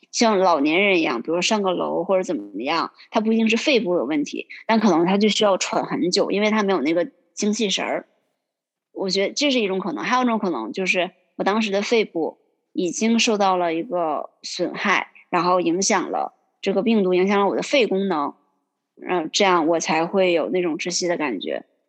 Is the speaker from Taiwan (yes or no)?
no; Yingkou, Liaoning, China; moved away as an adult; now in Boston, United States; 我是来自，嗯，中国东北辽宁的一个小城市